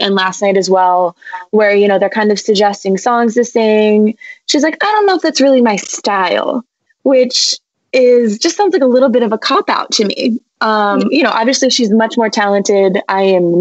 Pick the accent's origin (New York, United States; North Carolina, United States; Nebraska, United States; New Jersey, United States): New Jersey, United States; moved away as an adult; also born or lived in New England; I am from New Jersey